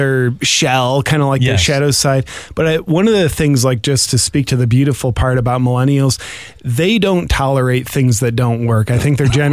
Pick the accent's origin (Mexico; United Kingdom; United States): United States; Bowling Green, Ohio; now in Austin, United States; I'm originally from a small town in Ohio called Bowling Green.